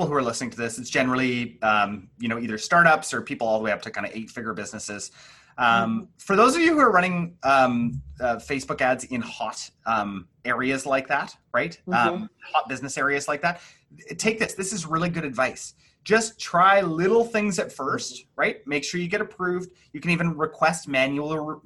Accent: Vancouver, British Columbia, Canada; I'm a Vancouverite

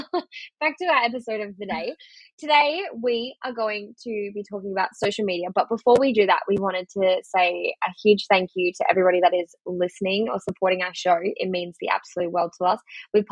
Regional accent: Australia; I'm Australian. What of it?

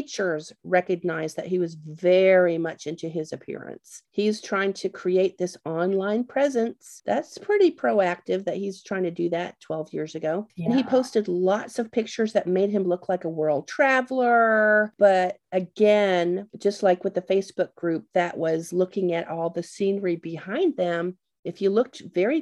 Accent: Canada; moved away; growing up in Canada

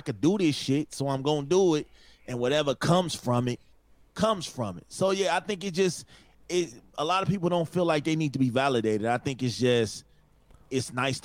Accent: Chicago, Illinois, United States; I'm from Chicago

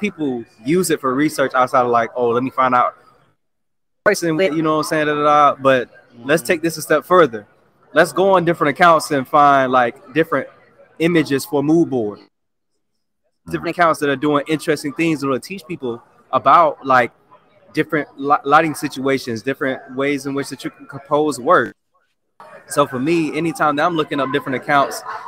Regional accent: Jacksonville, Florida, United States; moved away as an adult; now in Atlanta, United States; I grew up in Jacksonville, Florida, Duval County

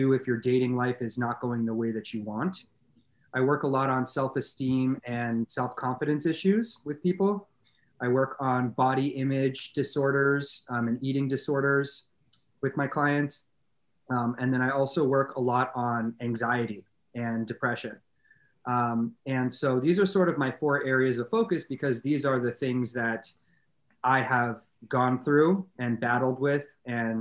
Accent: Los Angeles, California, United States; born and raised in Los Angeles

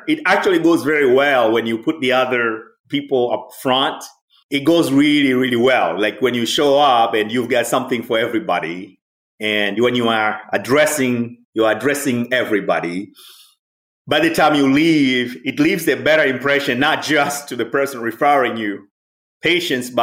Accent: Dar es Salaam, Tanzania; moved away as an adult; also born or lived in Philadelphia, United States; now in United States; I'm originally from Tanzania. I grew up in Dar es Salaam City.

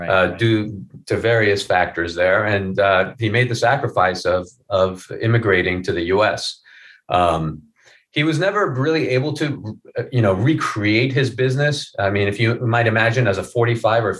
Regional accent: Iran; moved away; when I was a little kid, I grew up in Iran

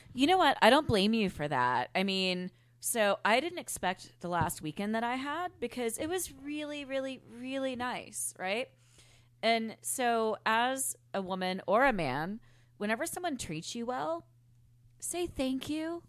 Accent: Memphis, Tennessee, United States; moved away; also born or lived in New Orleans, Louisiana; growing up in Memphis

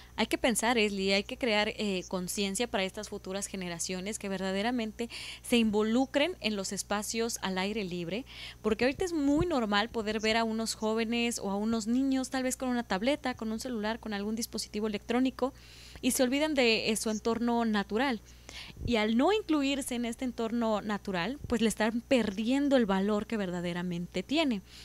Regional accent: Veracruz, Mexico; Yo soy de, eh, del estado de Veracruz, de, de México.

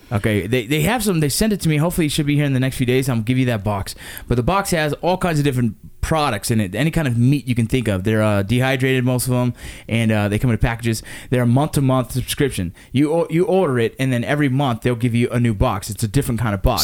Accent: Los Angeles, California, United States; we grew up in the Los Angeles San Fernando Valley area

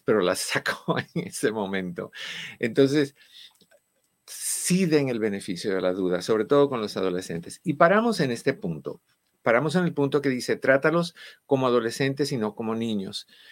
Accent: Cuba; moved away; en mi país

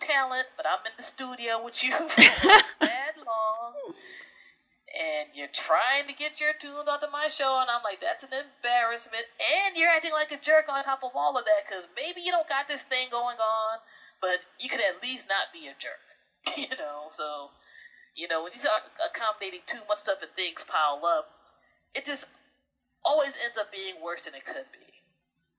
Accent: Prince George's County, Maryland, United States; also born or lived in New Jersey; I grew up in Prince George's County, Maryland area.

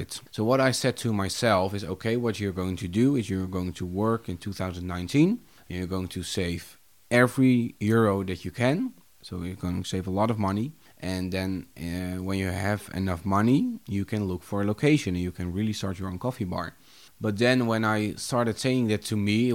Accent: Haarlem, North Holland, Netherlands; also born or lived in Vogelenzang; I was born in Haarlem.

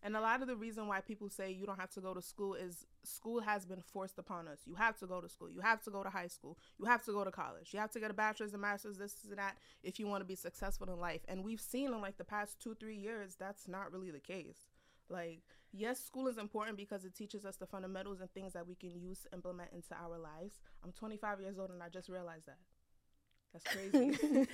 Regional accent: United States; We are Nigerian, born in America, but we were raised with Nigerian parents

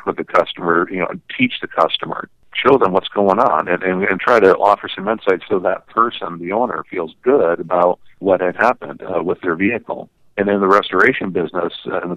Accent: Colorado, United States; I came back to my hometown in Colorado.

